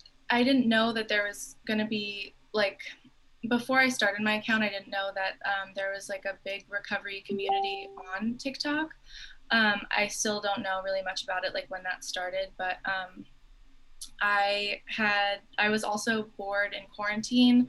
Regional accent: the Bay Area, California, United States; I'm from the Bay Area

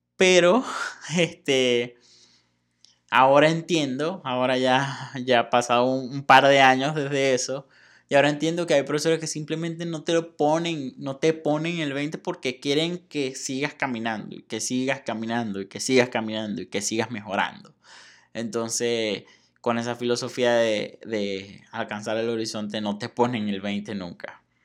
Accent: Venezuela; moved away as an adult; now in Mexico; desde el día en que salí de Venezuela

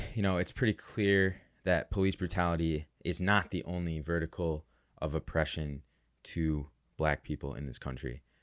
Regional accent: Chicago, Illinois, United States; I'm from Chicago

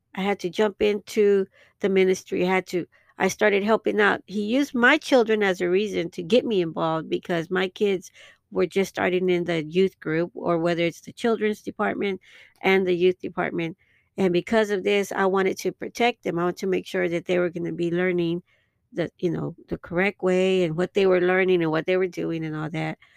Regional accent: Dallas, Texas, United States; my hometown in, um, in Dallas, Texas

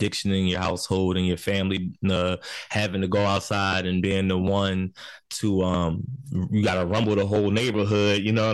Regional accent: Philadelphia, Pennsylvania, United States; I'm from South Philly

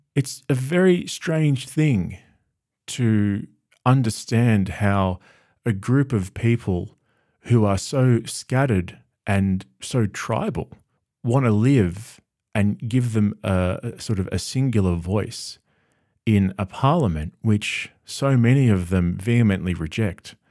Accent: Australia; having grown up in Australia my whole life

